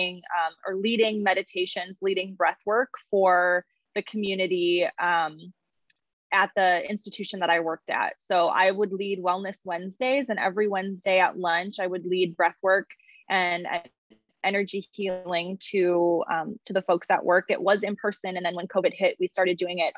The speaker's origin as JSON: {"language": "English", "town": "Chicago", "region": "Illinois", "country": "United States", "tie": "born or raised there", "also_born_or_lived": "Iowa", "moved": "as an adult", "lives_now": "Santa Monica, United States", "said": "I'm originally from the Chicago area"}